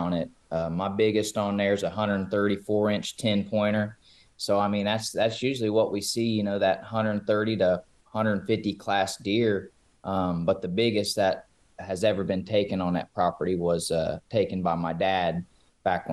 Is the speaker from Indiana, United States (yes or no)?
yes; southeastern Indiana, United States; I'm from Indiana, southeastern Indiana